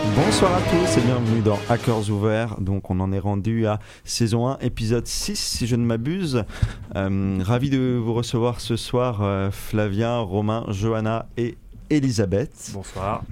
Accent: Brittany, France; chez nous en France et chez nous en Bretagne

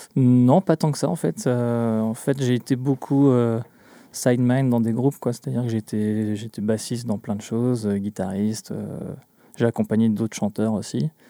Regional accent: Glomel, Brittany, France; je viens du, du centre Bretagne, un petit village qui s'appelle Glomel

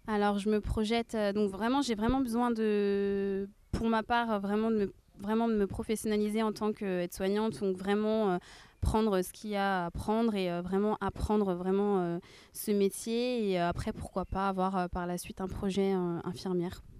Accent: Rennes, Brittany, France; also born or lived in Nantes; je suis nantaise, mais par contre, ouais, j'habite à Rennes depuis l'âge de mes 5 ans, donc je connais vraiment nettement mieux Rennes que, que Nantes.

